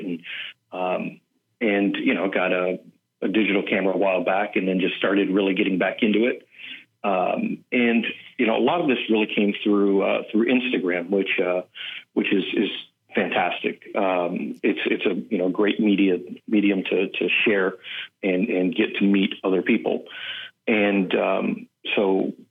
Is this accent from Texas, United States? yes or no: yes; Kingwood, Texas, United States; also born or lived in Houston / Los Angeles; now in Miami, United States; I was born in Houston, grew up in Kingwood, and then I moved away to Los Angeles, got relocated out to Miami